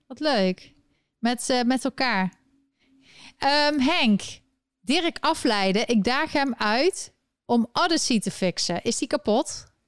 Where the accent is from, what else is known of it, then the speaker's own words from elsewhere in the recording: Eindhoven, North Brabant, Netherlands; in Eindhoven, waar ik opgegroeid ben